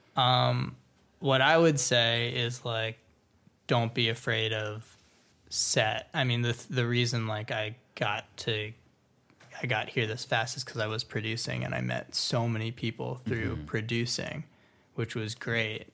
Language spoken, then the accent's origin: English; Florida, United States; now in Los Angeles, United States; I grew up in Florida. So moving